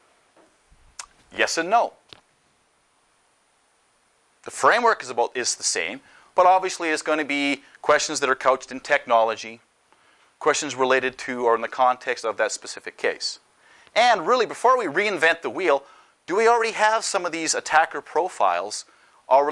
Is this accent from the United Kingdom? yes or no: no; Canada; moved away; I'm Canadian